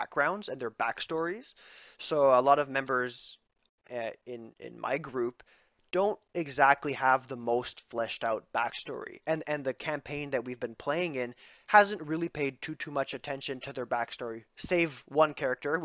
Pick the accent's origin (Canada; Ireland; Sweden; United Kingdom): Canada; Ontario; we're from Canada, and I went to a Franco-Ontarian high school